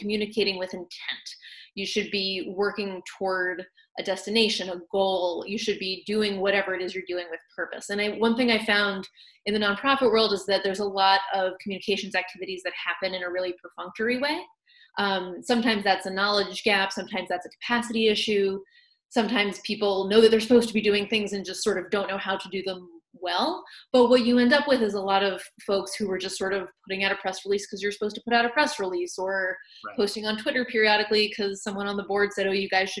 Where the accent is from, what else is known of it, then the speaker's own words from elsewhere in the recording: Virginia, United States; moved away as an adult; also born or lived in New England / Washington, District of Columbia, United States / Boston; now in Illinois, United States; my home state of Virginia